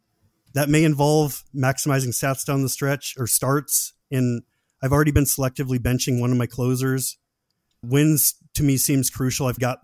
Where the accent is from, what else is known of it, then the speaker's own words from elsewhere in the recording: Washington, United States; just because I'm from the Seattle area.